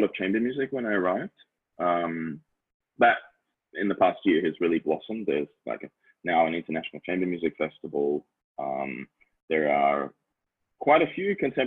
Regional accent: Tasmania, Australia; moved away as an adult; also born or lived in Europe; now in Hong Kong; I'm an Australian. I'm born and raised in Tasmania, like the island state in southern Australia

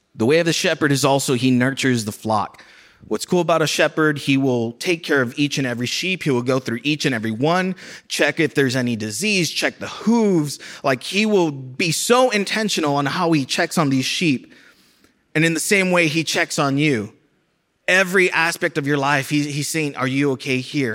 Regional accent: South Texas, United States; moved away; I'm from a border city in South Texas

